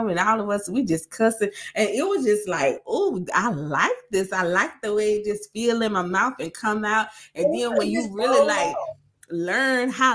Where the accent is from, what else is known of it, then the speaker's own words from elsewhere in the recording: Greenwood, South Carolina, United States; accent: Greenwood; now in Nashville, United States; I am from Greenwood, South Carolina. We are very, very country. So guess what? I have my professional voice. I have my semi-professional voice. And then I got all the way Greenwood